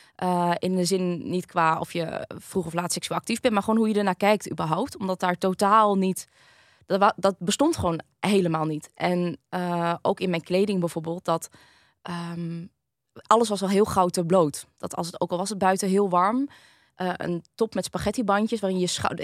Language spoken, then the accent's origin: Dutch; Groningen, Netherlands; ben ik hier geboren in Groningen. Mijn mhm. ouders komen dus allebei uit Vietnam.